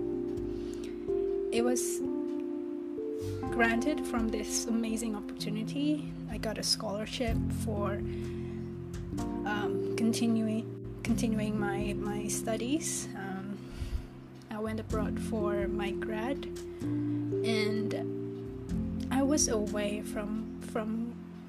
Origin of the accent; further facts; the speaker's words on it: Jakarta, Indonesia; English is a second language; moved away as an adult; I was born and raised in this metropolitan known as Jakarta in Indonesia